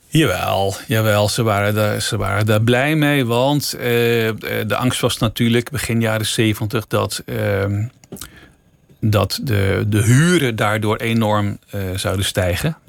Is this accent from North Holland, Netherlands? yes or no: yes; Amsterdam, North Holland, Netherlands; ik ben zelf daar geboren en, en opgegroeid